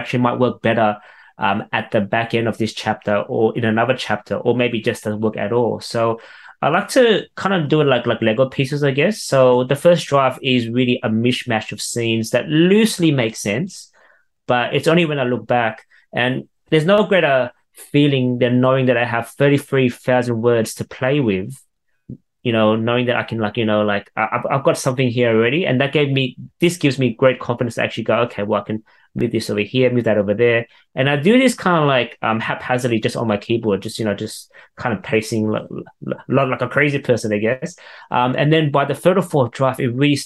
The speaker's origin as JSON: {"language": "English", "town": "Sydney", "region": "New South Wales", "country": "Australia", "tie": "born or raised there", "said": "I grew up in Western Sydney"}